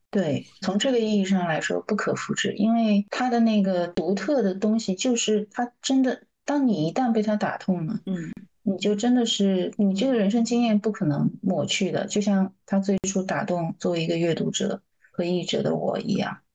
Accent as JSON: {"language": "Chinese", "country": "China", "said": "我们中国人说的大象无形"}